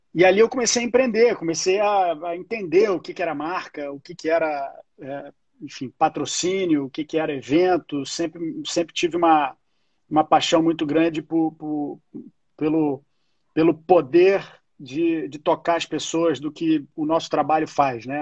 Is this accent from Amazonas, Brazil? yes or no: no; Rio de Janeiro, Brazil; eu sou carioca, é, tenho 42 anos